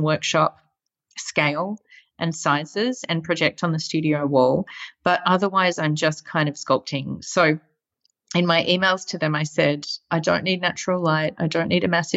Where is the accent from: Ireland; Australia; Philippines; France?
Australia; moved away; especially as an Australian right now, seeing kind of my home country pretty much on fire